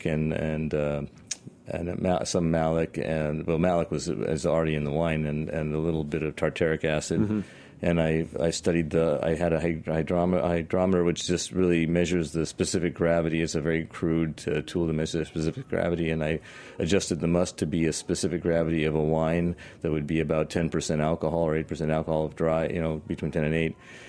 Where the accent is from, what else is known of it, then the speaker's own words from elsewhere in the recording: Washington, United States; moved away; also born or lived in San Francisco; I'm from Washington State